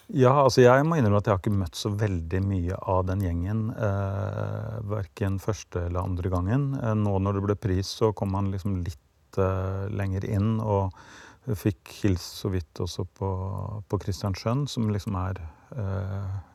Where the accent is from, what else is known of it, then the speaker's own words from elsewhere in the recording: Norway; ble jeg født i Norge